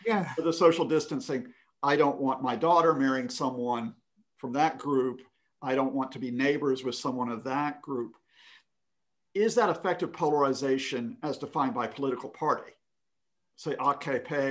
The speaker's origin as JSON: {"language": "English", "country": "United States", "tie": "born or raised there", "said": "growing up in America"}